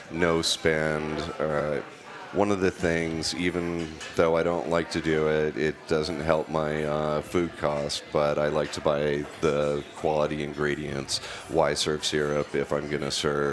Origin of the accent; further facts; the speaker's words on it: Minnesota, United States; now in Colorado, United States; I grew up in Minnesota, never had green chili